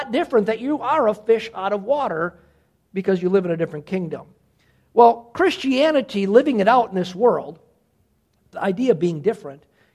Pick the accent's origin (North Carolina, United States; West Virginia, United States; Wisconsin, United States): Wisconsin, United States; Cedarburg; born and raised in Cedarburg